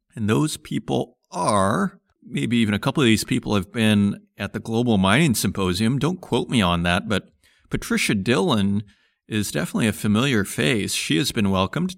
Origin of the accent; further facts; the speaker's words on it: Saskatchewan, Canada; now in Berlin, Germany; I grew up in Saskatchewan